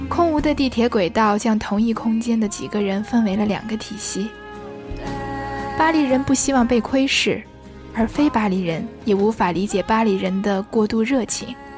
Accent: China; now in Paris, France; 我作为一个中国人

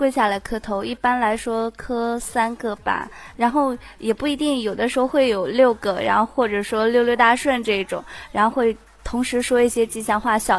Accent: Anhui, China; 我们家是在安徽，离云良其实挺近的。

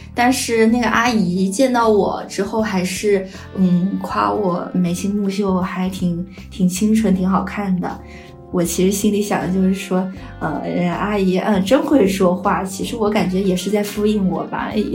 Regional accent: Nanchang, Jiangxi, China; moved away as an adult; now in Nanjing, China; 我老家是在江西南昌，是比较传统的家庭

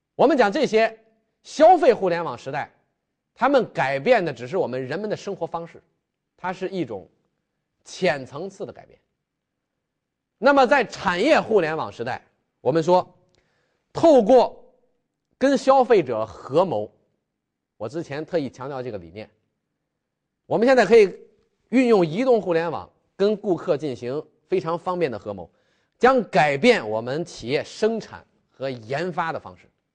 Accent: China; 我们中国人的特性，大家都非常喜欢玩手机

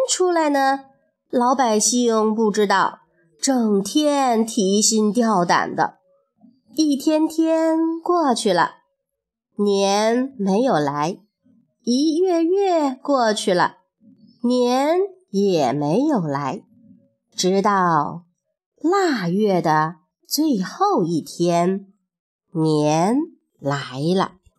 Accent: China; 春节呀，是我们中国人最重要的节日

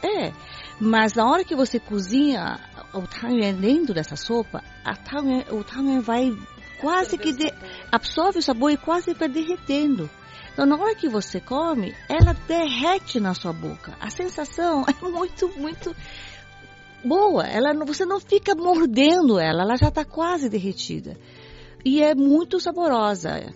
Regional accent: Brazil; now in China; crescendo no Brasil, no meio dos chineses

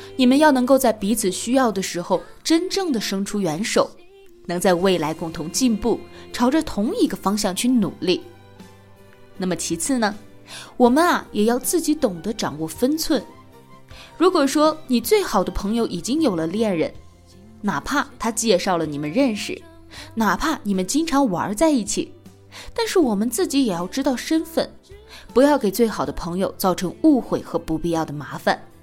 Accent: China; 我们中国人表达感情的一种普遍方式

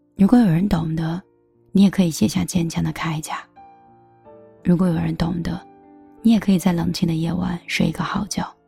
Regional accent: northern China, China; 我是北方人

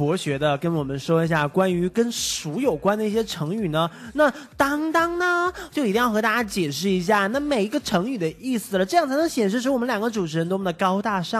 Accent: Taiwan; 我其实是台湾来的。

